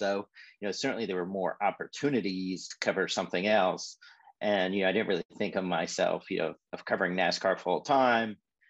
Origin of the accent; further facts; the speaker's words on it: Indianapolis, Indiana, United States; moved away; I grew up in Indianapolis, or I moved there when I was 10.